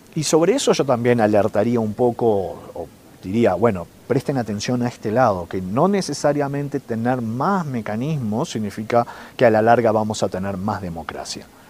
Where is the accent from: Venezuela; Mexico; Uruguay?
Uruguay; now in Chile; yo soy uruguayo que vive en Chile